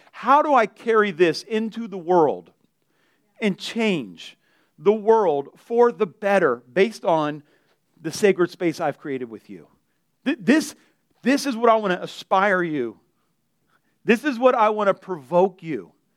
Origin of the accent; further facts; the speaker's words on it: Delray Beach, Florida, United States; I grew up in Delray